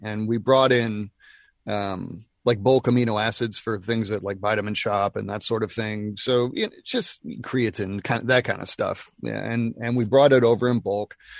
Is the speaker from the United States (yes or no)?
yes; Nashville, Tennessee, United States; We're both from Nashville